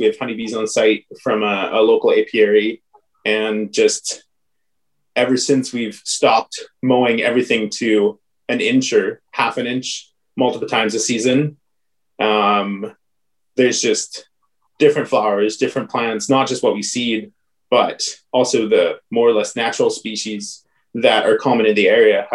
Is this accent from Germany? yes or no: yes; Germany; moved away; I grew up in Germany